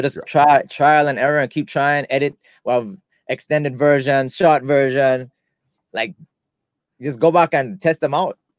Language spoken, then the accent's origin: English; United States; accent: American; I try to talk as clearly as possible, you know, with my American accent.